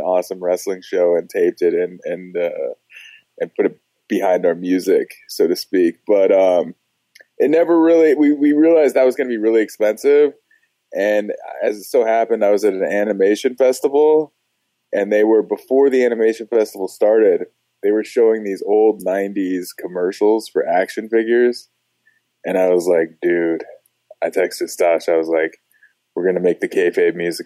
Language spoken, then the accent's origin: English; Los Angeles, California, United States; moved away; I'm originally from Los Angeles